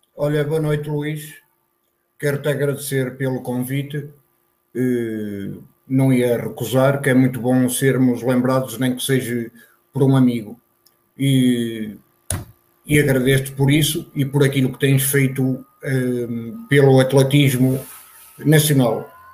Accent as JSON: {"language": "Portuguese", "town": "Santa Marta de Penaguião", "region": "Vila Real District", "country": "Portugal", "tie": "born or raised there", "moved": "as an adult", "lives_now": "Lisbon, Portugal", "said": "Santa Marta é o meu conselho e sempre referi Santa Marta e refiro a minha aldeia, principalmente a minha aldeia, que é São João de Lobrigos"}